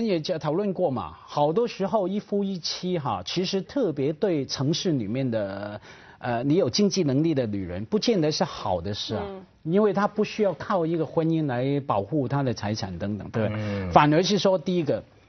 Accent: China; 比现在我们中国人一代不如一代了。

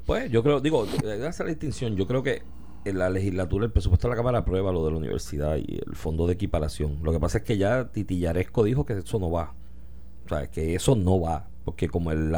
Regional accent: Comerío, Puerto Rico; mi pueblo comerío

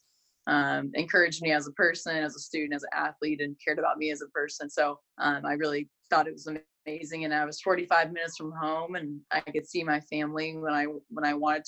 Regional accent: California, United States; I grew up in California

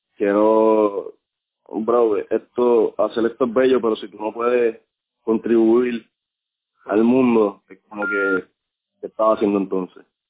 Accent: Puerto Rico; moved away; mi Puerto Rico

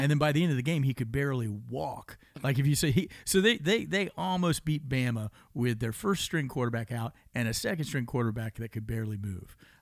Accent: Tampa, Florida, United States; I love growing up in Florida. I grew up in Tampa

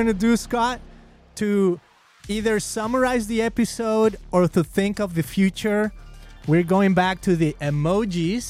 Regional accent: Mexico; now in California, United States; I'm Latino. I'm from Mexico. I live here in California

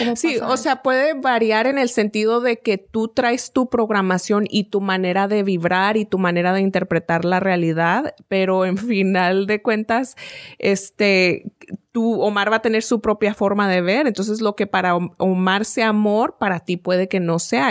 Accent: Mexico; moved away; creciendo en México

